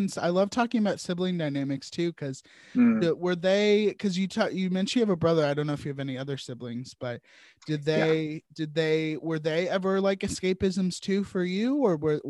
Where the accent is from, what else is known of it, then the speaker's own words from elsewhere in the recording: Virginia, United States; I grew up in Virginia